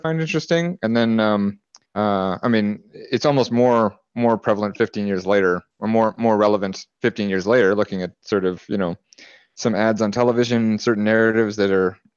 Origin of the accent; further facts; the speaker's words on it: Alberta, Canada; I'm from Canada, in Alberta